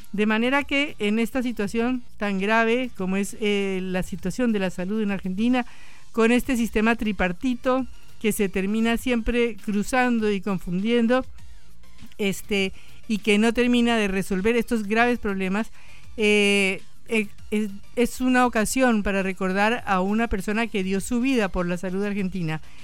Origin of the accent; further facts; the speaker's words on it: Colombia; moved away; Yo soy colombiana